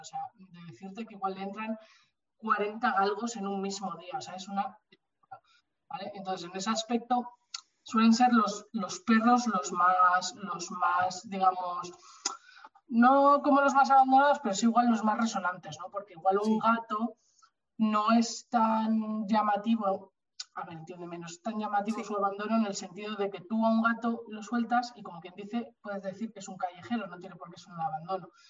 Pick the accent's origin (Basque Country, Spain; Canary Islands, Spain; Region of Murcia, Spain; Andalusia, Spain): Basque Country, Spain; Bilbao; moved away as an adult; now in Madrid, Spain; yo soy de Bilbao, pero me mudé a Madrid